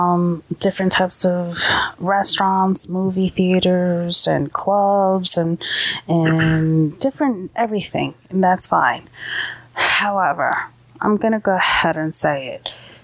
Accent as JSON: {"language": "English", "region": "New York", "country": "United States", "tie": "born or raised there", "also_born_or_lived": "Delaware", "moved": "yes", "lives_now": "New Jersey, United States", "said": "we were born and raised in New York."}